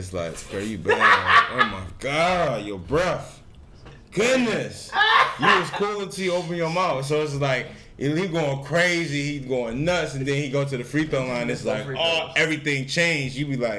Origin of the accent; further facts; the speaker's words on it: Detroit, Michigan, United States; I'm from Detroit, so